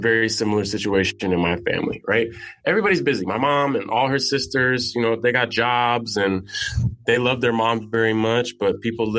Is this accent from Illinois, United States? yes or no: no; San Francisco, California, United States; now in New York, United States; I grew up in San Francisco. I live in New York